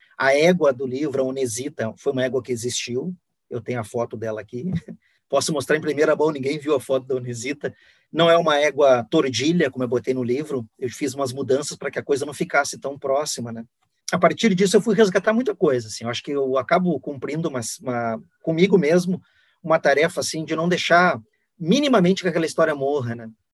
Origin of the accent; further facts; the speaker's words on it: Guaíba, Rio Grande do Sul, Brazil; also born or lived in Porto Alegre; Eu nasci em Porto Alegre, mas me criei em Guaíba, eu me digo guaibense